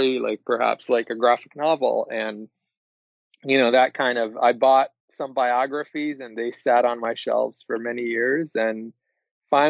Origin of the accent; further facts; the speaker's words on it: Israel; moved away; I'm originally from Israel